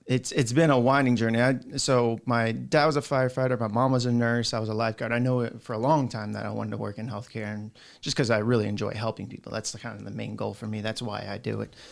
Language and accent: English; South Florida, United States; I grew up down in South Florida